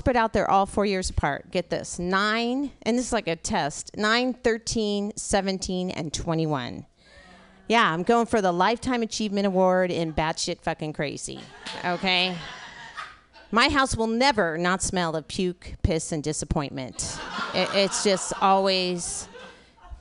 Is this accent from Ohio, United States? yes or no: no; California, United States; now in Portland, United States; I grew up in California, so I still say the 101